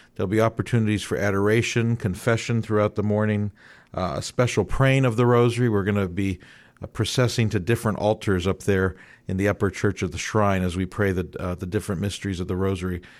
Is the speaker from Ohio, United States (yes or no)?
yes; Youngstown, Ohio, United States; now in Columbus, United States; I grew up in Youngstown, that's where mom's from